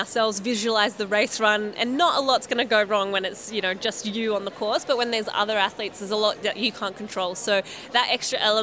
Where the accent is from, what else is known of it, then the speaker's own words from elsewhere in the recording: Marseille, Provence-Alpes-Côte d'Azur, France; from the south, I'm from Marseille